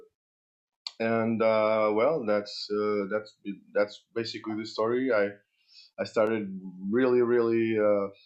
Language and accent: English; Portugal; I started in karate and judo at the age of 7 in Portugal. I'm from Portugal